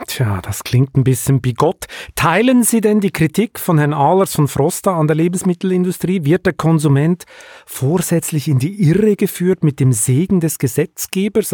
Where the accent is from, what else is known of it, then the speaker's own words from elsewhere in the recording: Switzerland; also born or lived in Hamburg; Ich bin erst seit drei, mit drei Jahren dann in der Schweiz aufgewachsen